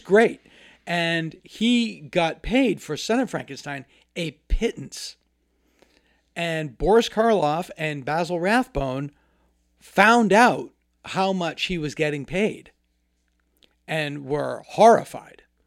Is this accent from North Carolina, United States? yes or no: no; Hopedale, Massachusetts, United States; moved away as an adult; now in Los Angeles, United States; My childhood address was nine Cemetery Street and, um, in Hopedale, Massachusetts, a very small town.